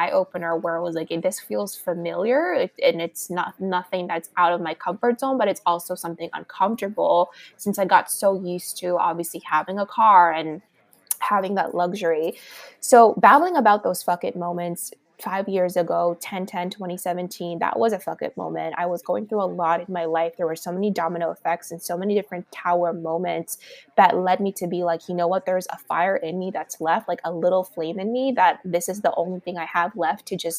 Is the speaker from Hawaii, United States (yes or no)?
no; Los Angeles, California, United States; moved away as an adult; also born or lived in Miami; now in New York, United States; I was born and raised in Los Angeles